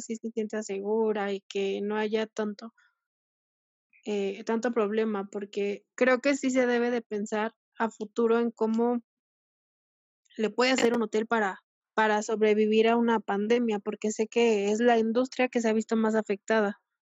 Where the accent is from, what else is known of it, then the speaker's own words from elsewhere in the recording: Mexico; como mexicanos